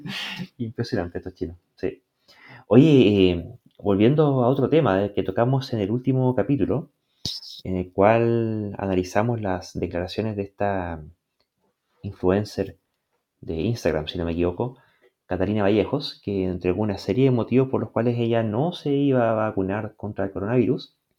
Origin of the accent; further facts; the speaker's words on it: Chile; nosotros aquí en Chile